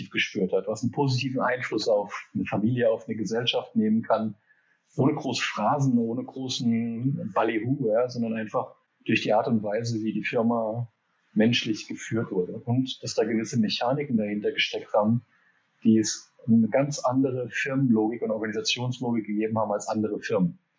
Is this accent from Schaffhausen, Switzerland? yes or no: no; Geneva, Switzerland; Also ich bin groß geworden in Genf. Mein Dad wurde expatriiert nach Genf ähm, von Hewlett Packard.